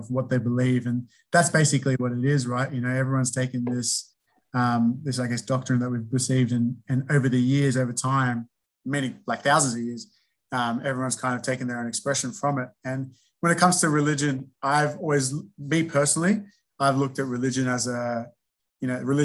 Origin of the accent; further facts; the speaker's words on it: Minto, New South Wales, Australia; I grew up in Minto, like I said, went to St. Gregory's Catholic College as a high school